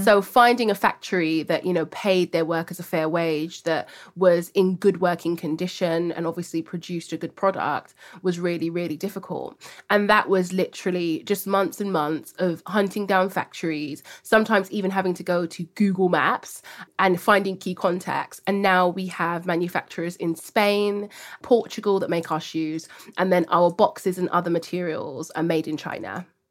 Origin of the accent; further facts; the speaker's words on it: London, United Kingdom; growing up in Hackney, very diverse cultural hub of different ethnicities, languages, people from all across the world